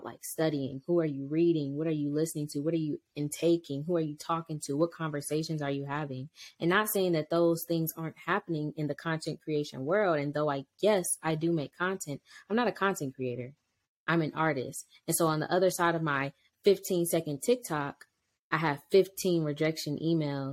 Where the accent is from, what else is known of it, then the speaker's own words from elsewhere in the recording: Cleveland, Ohio, United States; moved away as an adult; now in North Carolina, United States; my childhood in Cleveland, Ohio, because I am from Cleveland, Ohio, 216.